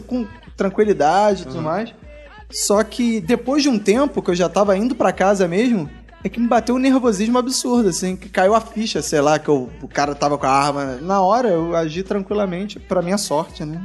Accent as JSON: {"language": "Portuguese", "region": "Rio de Janeiro", "country": "Brazil", "said": "eu sou do Rio e tô acostumado com o sotaque marginal do, dos marginais cariocas"}